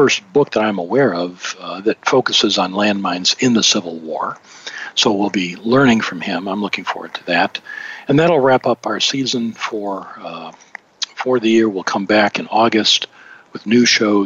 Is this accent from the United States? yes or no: yes; Highland Park, Michigan, United States; also born or lived in Detroit / Grosse Pointe; I was actually born in Detroit and grew up in Highland Park